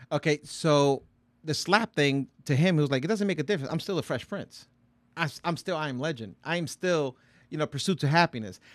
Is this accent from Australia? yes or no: no; Puerto Rico; I'm Puerto Rican.